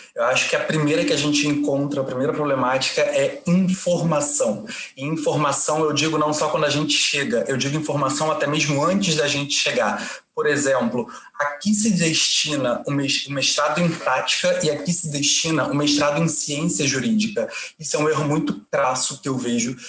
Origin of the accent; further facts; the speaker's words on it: Brazil; now in Portugal; eu sou do Brasil